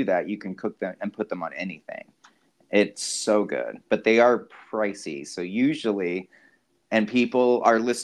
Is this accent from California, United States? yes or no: no; Key West, Florida, United States; where I grew up in Florida, in Key West